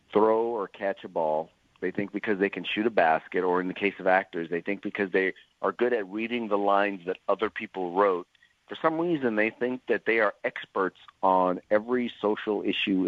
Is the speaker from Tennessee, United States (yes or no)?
no; Northern California, United States; I hail from Northern California